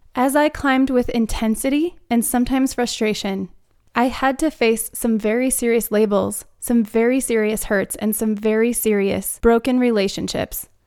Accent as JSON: {"language": "English", "region": "Arizona", "country": "United States", "tie": "born or raised there", "moved": "as an adult", "lives_now": "Denver, United States", "said": "the landscape that we grew up around in Arizona"}